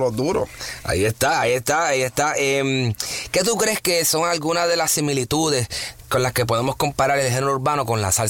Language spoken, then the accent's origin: Spanish; Bayamón, Puerto Rico; yo soy de Bayamón. es lo mismo. Yo soy de Bayamón.